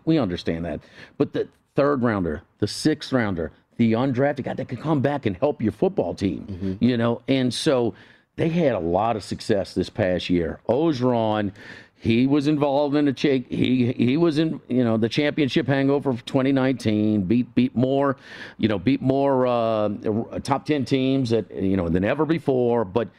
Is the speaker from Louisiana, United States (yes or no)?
yes; New Orleans, Louisiana, United States; now in Baton Rouge, United States; I grew up in New Orleans and I live in Baton Rouge. I've been in South Louisiana my whole life